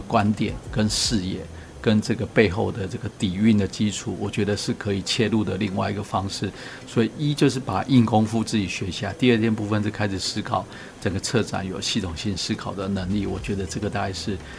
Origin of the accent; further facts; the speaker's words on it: Taiwan; 身为台湾人